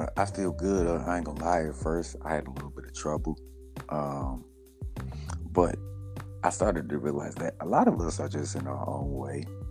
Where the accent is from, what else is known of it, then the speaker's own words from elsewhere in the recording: Indianapolis, Indiana, United States; born and raised in Indianapolis, Indiana, northeast side.